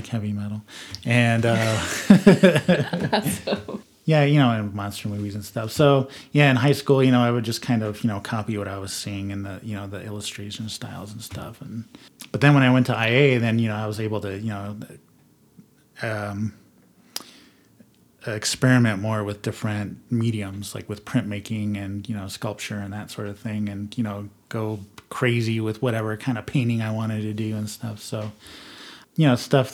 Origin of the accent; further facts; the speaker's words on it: Southwest, United States; growing up in the Southwest